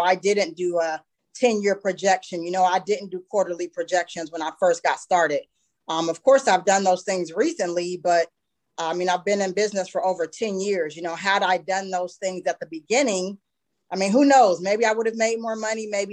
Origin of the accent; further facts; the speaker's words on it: Youngstown, Ohio, United States; now in Columbus, United States; I did branch out and open a second training center in my hometown of Youngstown.